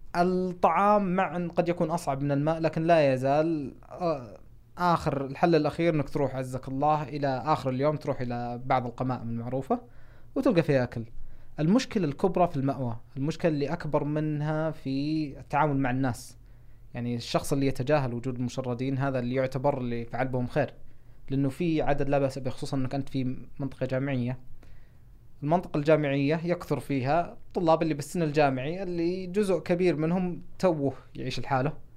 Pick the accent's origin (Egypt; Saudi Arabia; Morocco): Saudi Arabia; moved away as an adult; also born or lived in Seattle, Washington, United States; انا ما قد طلعت ابدا من السعوديه قبل ما اروح ادرس